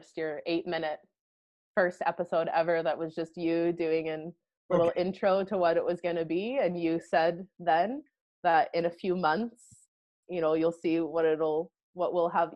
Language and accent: English; Western Canada, Canada; moved away as an adult; also born or lived in Montreal, Quebec / Belize / Thailand; now in Scotland, United Kingdom; I am Canadian. I was born in Montreal and grew up more sort of on the west side of Canada.